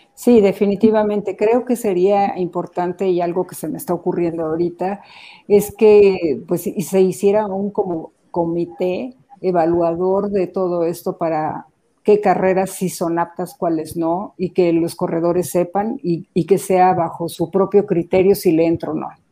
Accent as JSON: {"language": "Spanish", "country": "Mexico", "said": "como mexicanos"}